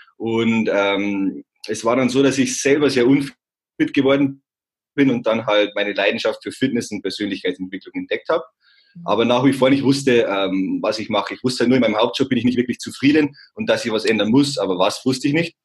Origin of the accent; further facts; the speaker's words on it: Simbach am Inn, on the Austrian border, Bavaria, Germany; moved away as an adult; also born or lived in Landshut; now in Munich, Germany; ich bin aufgewachsen im beschaulichen Zimmer am Inn, das ist an der Grenze zu Österreich, das ist ganz unten